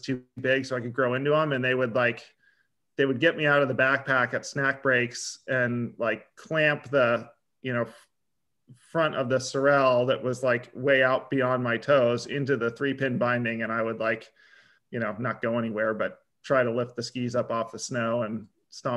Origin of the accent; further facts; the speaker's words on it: Sharon, Vermont, United States; also born or lived in Montpelier, Vermont / Morristown, Vermont; I'm an Upper Valley kid originally, though. I grew up in Sharon, Vermont